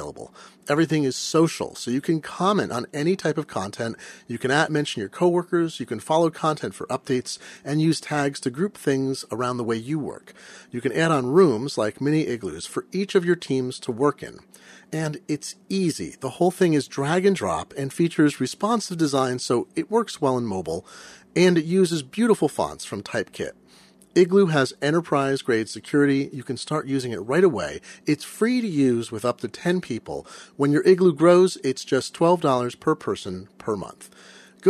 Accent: Eugene, Oregon, United States; I grew up in Eugene, so I know the Portland thing very well

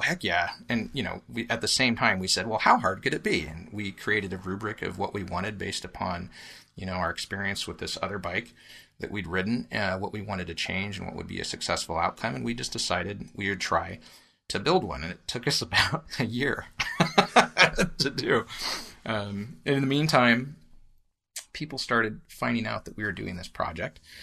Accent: Willamette Valley, Oregon, United States; also born or lived in Eugene, Oregon; now in Portland, United States; I grew up in the Willamette Valley, and we have family here in Portland, so I was up here a lot as a kid

